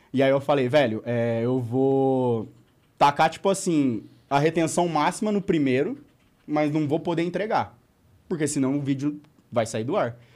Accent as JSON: {"language": "Portuguese", "town": "Apucarana", "region": "Paraná", "country": "Brazil", "said": "eu sou de Apucarana"}